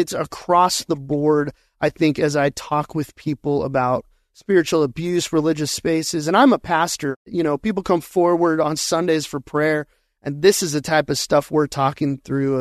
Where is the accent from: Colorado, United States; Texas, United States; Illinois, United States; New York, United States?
Colorado, United States; Colorado Springs; now in Arizona, United States; I was born and raised in Colorado Springs